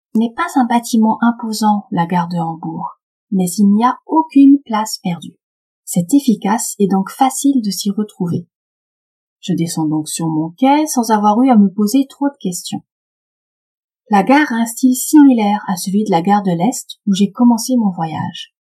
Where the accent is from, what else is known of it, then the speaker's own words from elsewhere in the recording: Paris, Île-de-France, France; Je suis parisienne